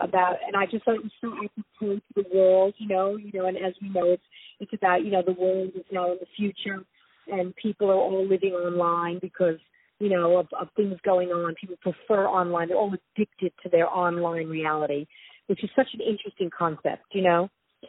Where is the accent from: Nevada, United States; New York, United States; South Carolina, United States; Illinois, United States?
New York, United States; I mean, I'm a New Yorker, and New York's my town.